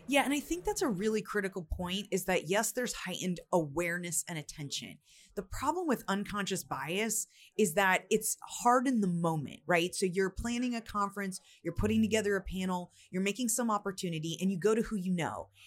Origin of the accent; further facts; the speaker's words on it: United States; I'm from the United States